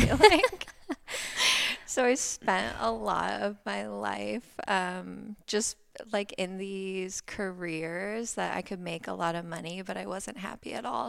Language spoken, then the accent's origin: English; Ohio, United States; moved away as an adult; also born or lived in Florida; now in Laguna Beach, United States; I grew up in Ohio. I grew up in the countryside in a tiny little town